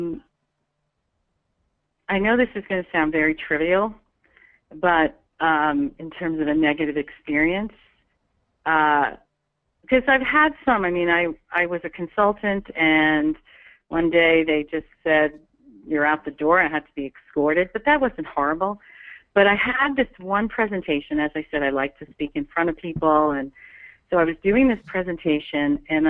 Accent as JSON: {"language": "English", "region": "New York", "country": "United States", "said": "I come from New York"}